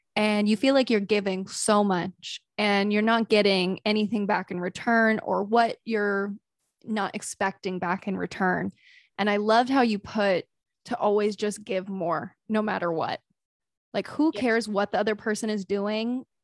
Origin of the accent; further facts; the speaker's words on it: the South, United States; I grew up in the South